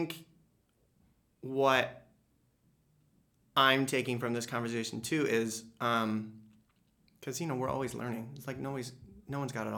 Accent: Midwest, United States; I'm from the Midwest.

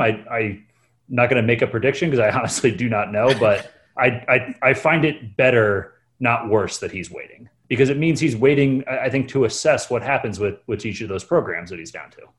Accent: Connecticut, United States; I grew up in Connecticut

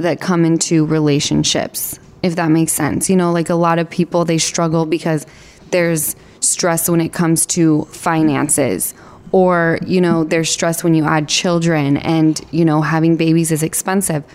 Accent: Utah, United States; moved away; I come from Utah

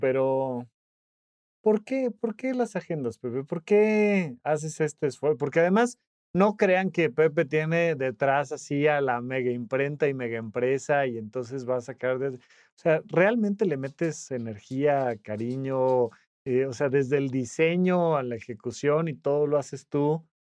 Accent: Toluca, State of Mexico, Mexico; now in Mexico City, Mexico; yo soy de Toluca, me mudé a la Ciudad de México

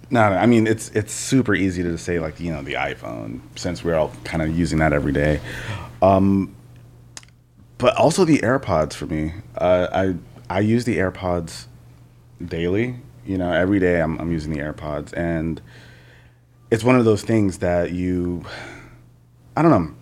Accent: New York, United States; I'm I'm from New York

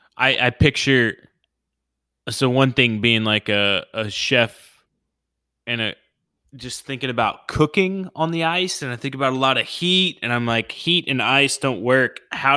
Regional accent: Oklahoma, United States; Because the furthest I lived north is like my home state in Oklahoma. And then for the rest of my life, I've lived in the southern part of the United States, be it on the West Coast or the East Coast.

